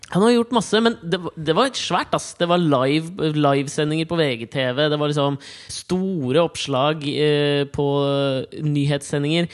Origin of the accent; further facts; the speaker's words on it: Kolbotn, Akershus, Norway; der jeg kommer fra